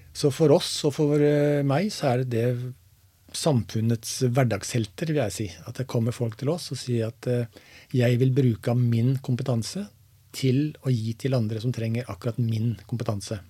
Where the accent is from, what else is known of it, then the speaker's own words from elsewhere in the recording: Seljord, Vestfold og Telemark, Norway; jeg er eh, født og oppvokst i Seljord. I en liten bygd som heter Dyrlandsdalen.